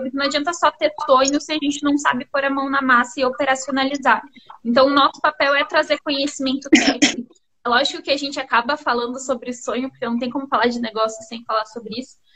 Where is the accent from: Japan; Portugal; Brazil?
Brazil; Londrina, Paraná; moved away as an adult; now in Pato Branco, Brazil; eu sou de Londrina, a gente se mudou para cá recentemente. Recentemente não, já faz três anos.